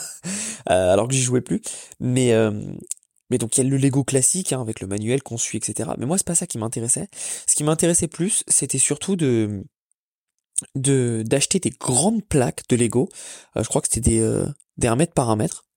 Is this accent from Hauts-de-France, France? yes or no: no; Paris, Île-de-France, France; moved away as an adult; now in Orlando, United States; qui me rappelle un peu d'où je viens parce que autant je déteste Paris